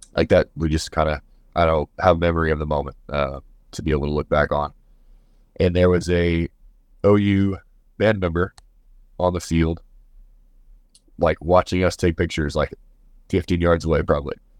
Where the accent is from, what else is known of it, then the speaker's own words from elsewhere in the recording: Missouri, United States; moved away as an adult; now in Kansas, United States; I'm from Missouri